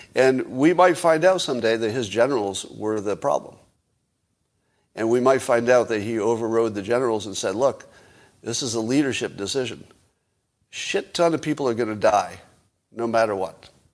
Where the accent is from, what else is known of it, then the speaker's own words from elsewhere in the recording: United States; an American